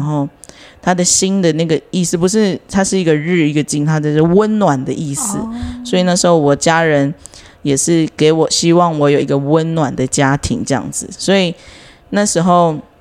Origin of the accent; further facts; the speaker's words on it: Taiwan; 我是来自达拉金部落，塞加部落